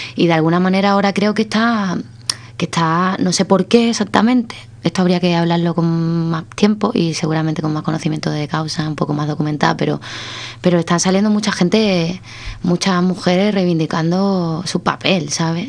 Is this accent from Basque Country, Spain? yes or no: no; Cádiz, Andalusia, Spain; yo soy de Cádiz